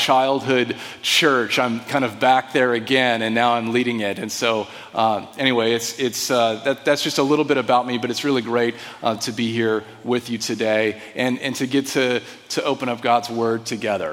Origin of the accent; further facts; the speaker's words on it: Desert Vineyard, California, United States; I grew up in the Desert Vineyard. My parents founded that church